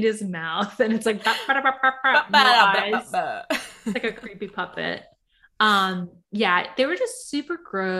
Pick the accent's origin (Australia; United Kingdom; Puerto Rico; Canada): Puerto Rico; I'm from Puerto Rico